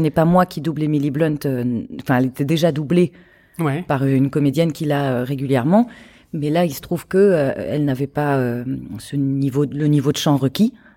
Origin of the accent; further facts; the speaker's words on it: Charente-Maritime, Nouvelle-Aquitaine, France; moved away as an adult; also born or lived in Paris; je viens de Charente-Maritime et de partir à Paris à 18 ans